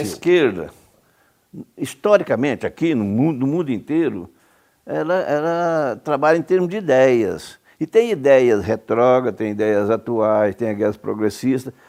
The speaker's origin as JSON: {"language": "Portuguese", "town": "Cumari", "region": "Goiás", "country": "Brazil", "tie": "born or raised there", "also_born_or_lived": "Trindade / Goiânia", "moved": "yes", "said": "nasci em Cumari, pequena cidade no sudeste do estado."}